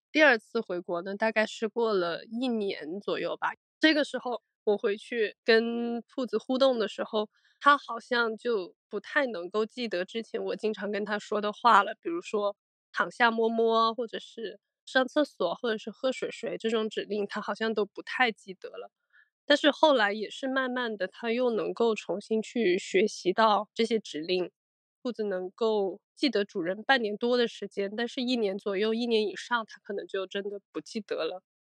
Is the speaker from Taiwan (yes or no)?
no; Guangdong, China; 我是广东人，我比较迷信